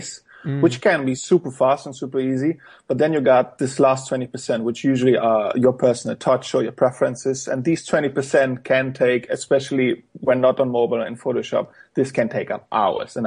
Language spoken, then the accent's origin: English; Germany; English is a second language; also born or lived in Poland; I've been born in Poland, but when I got 2 years old, so my parents moved to Germany